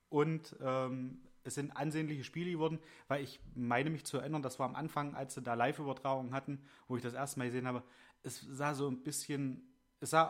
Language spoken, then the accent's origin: German; Germany